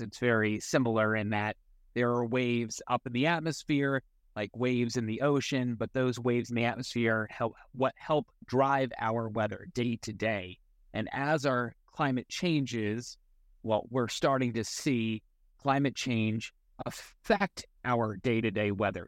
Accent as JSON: {"language": "English", "area": "Eastern Long Island", "region": "New York", "country": "United States", "tie": "born or raised there", "moved": "yes", "said": "my hometown on Eastern Long Island"}